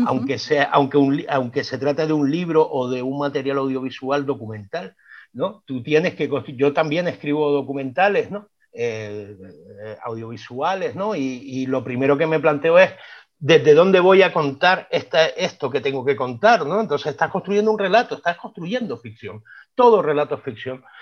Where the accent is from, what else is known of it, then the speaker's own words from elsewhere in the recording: Las Palmas de Gran Canaria, Canary Islands, Spain; accent: Canarian; me estás oyendo el acento, ¿verdad? Tenemos un acento peculiar, tenemos una música muy distinta al hablar